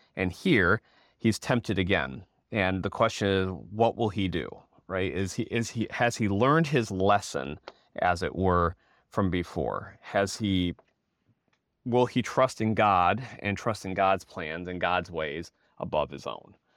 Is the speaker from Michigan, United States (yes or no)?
yes; Michigan, United States; moved away as an adult; now in Topeka, United States; I was born and raised in Michigan